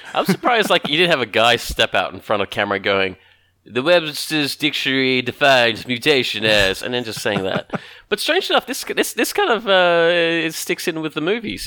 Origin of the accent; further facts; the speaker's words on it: Australia; we're very generically Australian